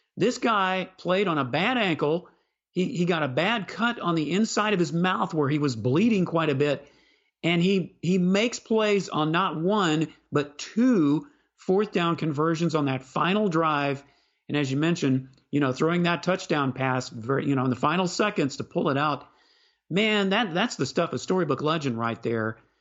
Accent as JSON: {"language": "English", "town": "Houston", "region": "Texas", "country": "United States", "tie": "born or raised there", "said": "I grew up in Houston"}